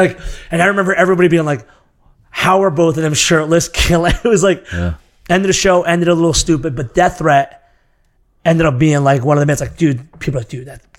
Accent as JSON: {"language": "English", "region": "Massachusetts", "country": "United States", "said": "From Massachusetts."}